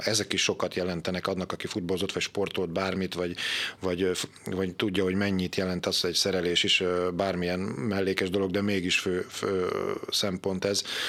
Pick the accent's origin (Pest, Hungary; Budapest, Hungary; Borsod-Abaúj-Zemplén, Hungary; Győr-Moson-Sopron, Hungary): Győr-Moson-Sopron, Hungary; Győr; Én, ahol fölnőttem Szabadhegyen, a Szőnyi úton, a hármastó mellett